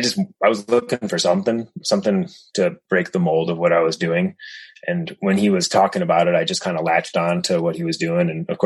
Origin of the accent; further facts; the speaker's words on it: Connecticut, United States; moved away; I came from the East Coast and we just didn't really camp in Connecticut that much.